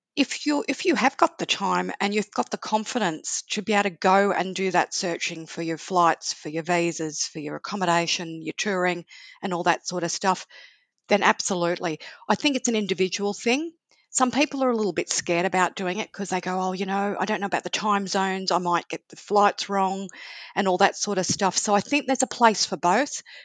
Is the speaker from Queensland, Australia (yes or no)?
no; Sydney, New South Wales, Australia; now in Melbourne, Australia; I'm originally from Sydney and then came to Melbourne.